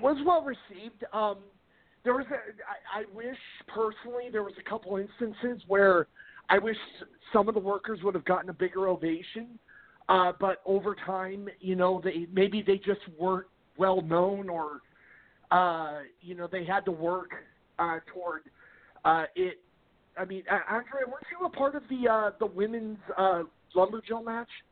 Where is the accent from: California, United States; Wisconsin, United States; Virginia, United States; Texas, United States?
California, United States; Garden Grove; I grew up in Garden Grove, Anaheim, uh, Southern California